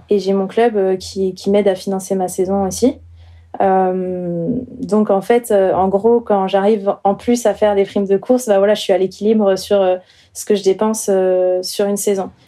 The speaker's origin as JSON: {"language": "French", "town": "Chaumont", "region": "Grand Est", "country": "France", "tie": "born or raised there", "moved": "as an adult", "lives_now": "Montpellier, France", "said": "je viens du nord-est de la France, donc j'ai grandi euh, à Chaumont, en Haute-Marne"}